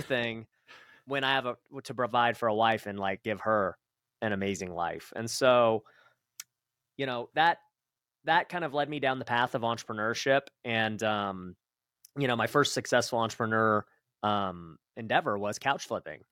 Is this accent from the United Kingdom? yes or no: no; Las Vegas, Nevada, United States; I grew up right here in Vegas, so born and raised one of the few